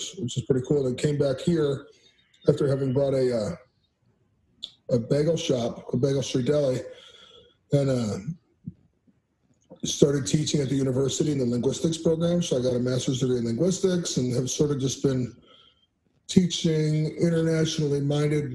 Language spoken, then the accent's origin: English; Cleveland, Ohio, United States; also born or lived in South Korea; I grew up in the Cleveland area, hence the Browns, Cleveland